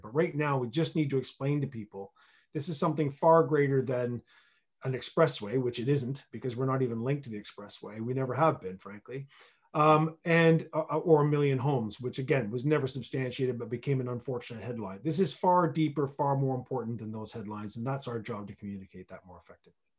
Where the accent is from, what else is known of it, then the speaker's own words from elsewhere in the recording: Canada; moved away as an adult; now in Berkshire, United Kingdom; I'm originally from Canada. Uh, I've been in this country for, uh, almost twenty-one years now